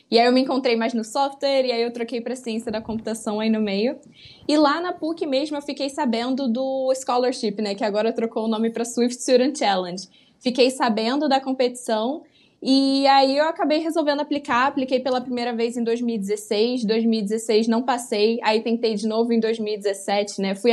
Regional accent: Rio de Janeiro, Brazil; accent: carioca; É, o sotaque aqui é forte, o carioquês...

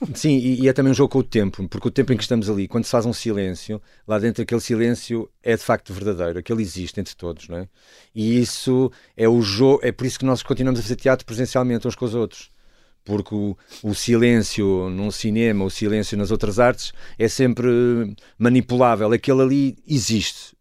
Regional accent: Porto, Norte, Portugal; also born or lived in Douro / Trás-os-Montes; eu na verdade eu nasço no Porto, mas nunca me considero do Porto

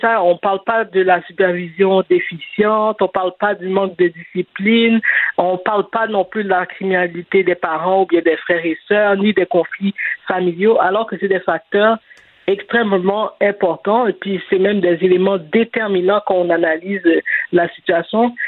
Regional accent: Montreal, Quebec, Canada; j'ai grandi à Saint-Michel. J'ai vécu là jusqu'en 2012

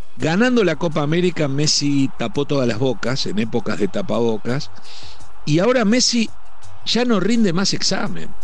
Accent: Uruguay; estaremos mal rumbeados también los uruguayos

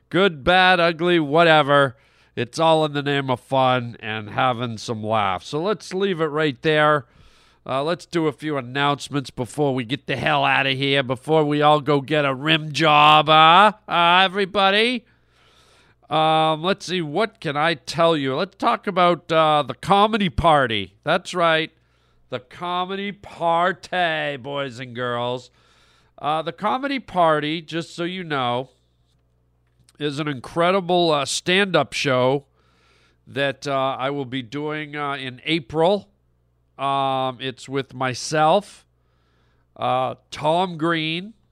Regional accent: Canada; I grew up in Canada

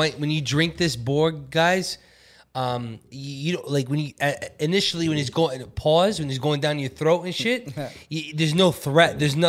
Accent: New York City, New York, United States; growing up in the Bronx

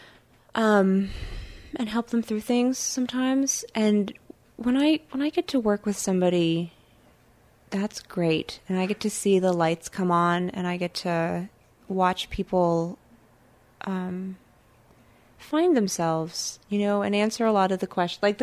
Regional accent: Oakland, California, United States; I grew up in Oakland, so we didn't have like winter.

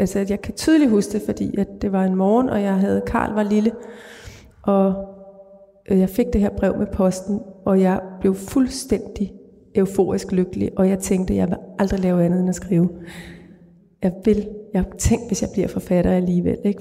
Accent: Greenland; moved away; den uge, jeg var i min fødeby

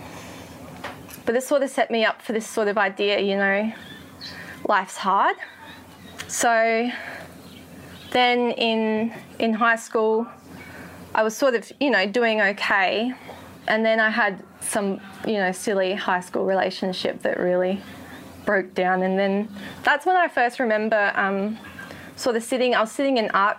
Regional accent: Adelaide, South Australia, Australia; moved away as an adult; now in Sunshine Coast, Australia; I grew up in Adelaide and came to the Lord in Adelaide

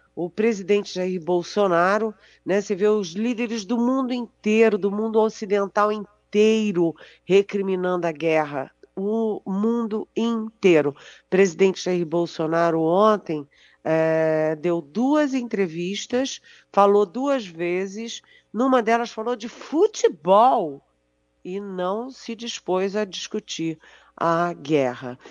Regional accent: Brazil; eu, como brasileira

